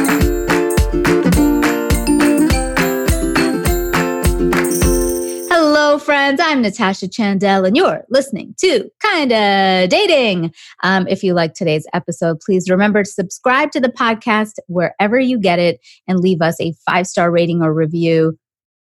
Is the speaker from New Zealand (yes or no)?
no; Canada; moved away; somebody from Canada like me